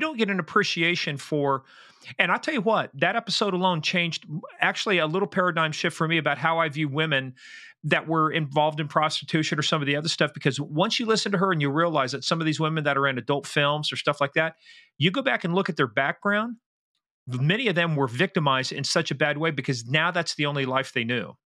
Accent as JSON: {"language": "English", "region": "Midwest", "country": "United States", "said": "I'm from the Midwest"}